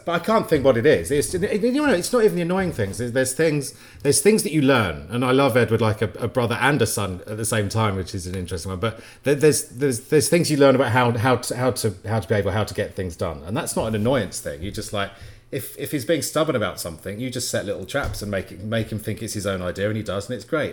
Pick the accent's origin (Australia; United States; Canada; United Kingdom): United Kingdom; Bury St Edmunds, East of England; moved away as an adult; also born or lived in Leeds; I grew up in Brest Evans, actually not far from where Ed did